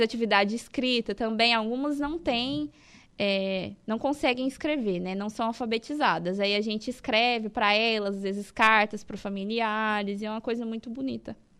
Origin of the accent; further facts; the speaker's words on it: Itumbiara, Goiás, Brazil; moved away as an adult; now in Araranguá, Brazil; Eu sou de Intubiara, Goiás, sou goiana